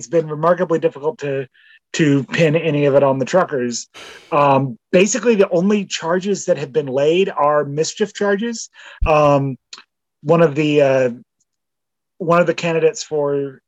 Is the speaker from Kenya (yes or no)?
no; Canada